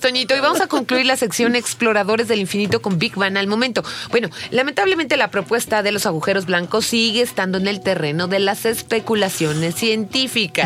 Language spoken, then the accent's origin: Spanish; Mexico; nosotros como turistas mexicanos, ¿no? Que no somos de Chiapas